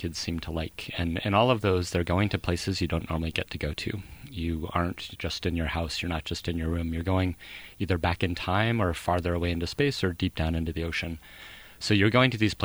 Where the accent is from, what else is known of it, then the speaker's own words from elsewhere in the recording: Idaho, United States; I grew up in Idaho many, many decades ago